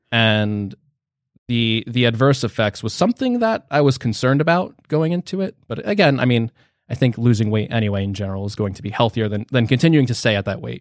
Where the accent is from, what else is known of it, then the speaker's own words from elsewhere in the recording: New Jersey, United States; I'm from New Jersey